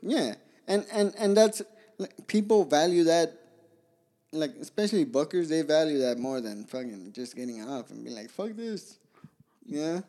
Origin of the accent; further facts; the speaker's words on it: Pomona, California, United States; also born or lived in Guadalajara, Mexico / Zacatecas, Mexico; I grew up in Pomona